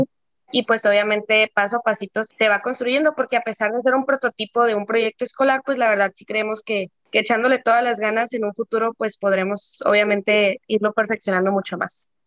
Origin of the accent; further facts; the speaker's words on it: Mazatlán, Sinaloa, Mexico; somos de Mazatlán